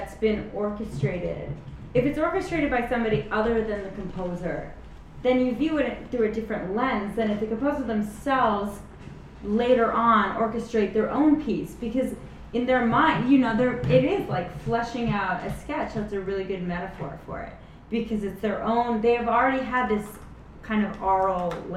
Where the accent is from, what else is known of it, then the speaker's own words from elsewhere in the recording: California, United States; I'm from California